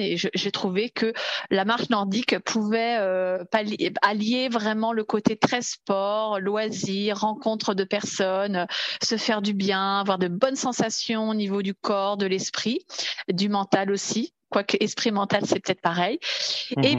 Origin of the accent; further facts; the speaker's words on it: Paris region, Île-de-France, France; je suis originaire de la région parisienne.